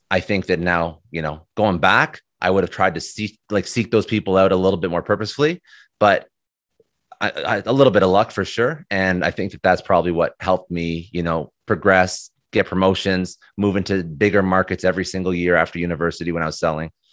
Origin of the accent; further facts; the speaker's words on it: Ottawa, Ontario, Canada; moved away as an adult; now in Toronto, Canada; I'm Canadian. Um, so I was born in Toronto, spent most of my life in Ottawa, then moved back to Toronto, and then, uh, that's, that's where I'm at right now.